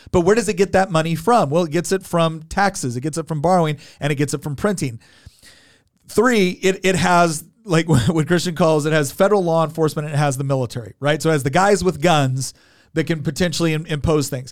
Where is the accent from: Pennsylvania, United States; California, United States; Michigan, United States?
California, United States; now in Virginia, United States; I'm originally from California too